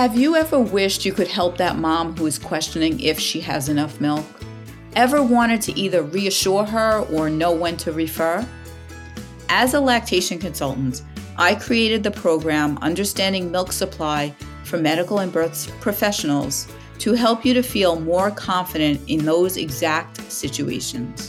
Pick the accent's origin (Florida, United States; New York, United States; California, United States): New York, United States; New York City; I'm from Staten Island